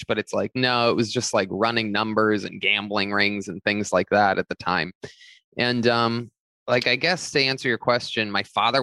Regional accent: Youngstown, Ohio, United States; moved away; I grew up in Youngstown, Ohio

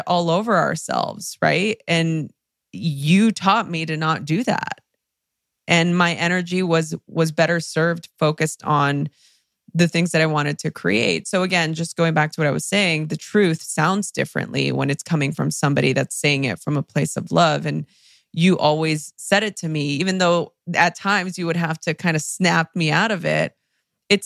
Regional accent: Los Angeles, California, United States; English is a second language; I grew up in East LA during the LA riots

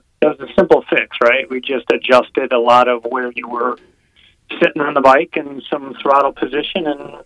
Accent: Northern Illinois, United States; I'm originally from Northern Illinois. So I'm not, that whole barbaric winter and hot summer I've been accustomed to.

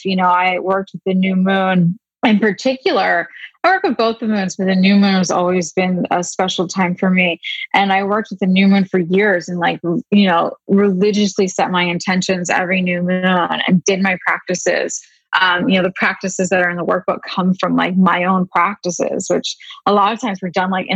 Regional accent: Pennsylvania, United States; I grew up in Pennsylvania

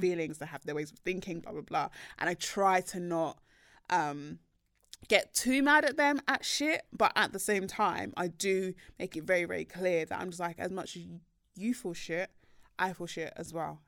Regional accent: Nigeria; I am Nigerian

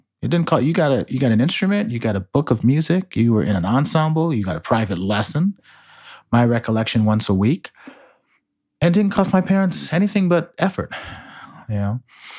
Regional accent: Chicago, Illinois, United States; born there; Well, I was born in Chicago in 1970.

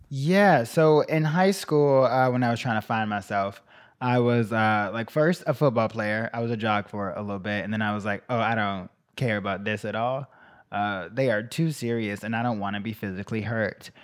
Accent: Chicago, Illinois, United States; I grew up there, then I went to college there

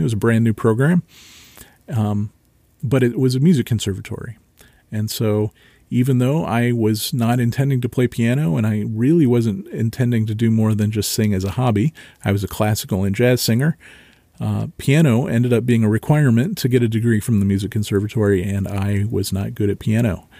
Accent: Marysville, Ohio, United States; I grew up in Marysville, Ohio.

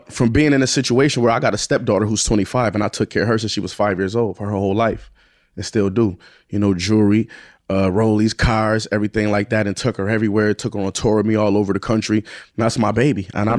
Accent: Buffalo, New York, United States; I'm from Buffalo, where, you know, nobody come out of Buffalo is nothing.

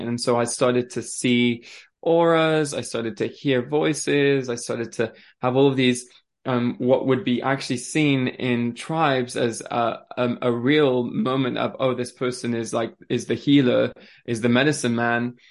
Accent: France; also born or lived in Switzerland; now in England, United Kingdom; I grew up in France

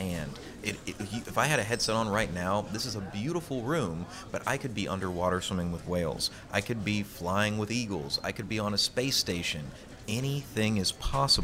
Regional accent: Louisiana, United States; I'm born and raised in Louisiana. I love this place

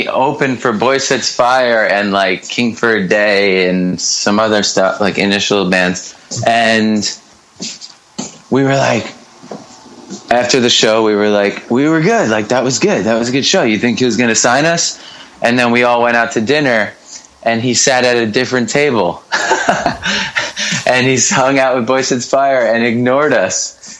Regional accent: Merrick, New York, United States; Yeah, I was born and raised in a town called Merrick, which is about 25 miles. It's on the south shore of Long Island.

